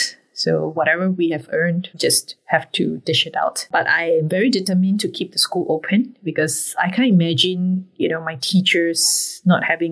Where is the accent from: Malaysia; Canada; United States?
Malaysia; Penang; moved away as an adult; now in Singapore; I'm a Malaysian girl